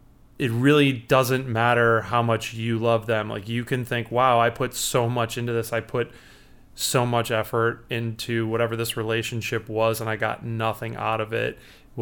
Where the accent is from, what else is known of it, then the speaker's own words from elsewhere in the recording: Chicago, Illinois, United States; I'm a writer and a musician, and I'm from Chicago, Illinois.